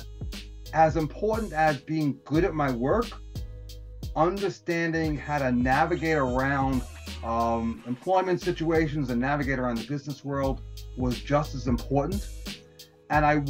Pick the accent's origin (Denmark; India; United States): United States; New York City, New York; I was born and raised in the Bronx